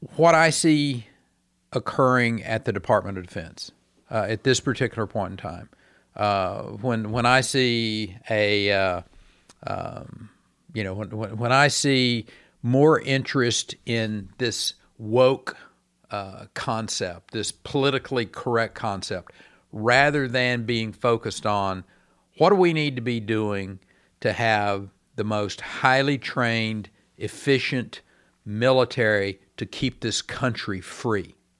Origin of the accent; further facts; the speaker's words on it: Texas, United States; as a Texan.